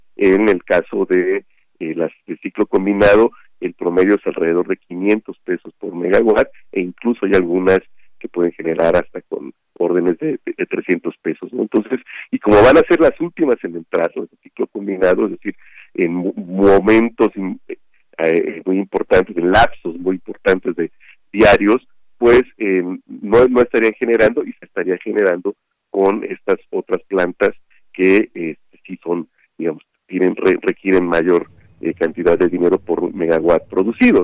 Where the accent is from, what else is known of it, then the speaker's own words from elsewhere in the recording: Mexico; mi pueblo, allá en Patacualcos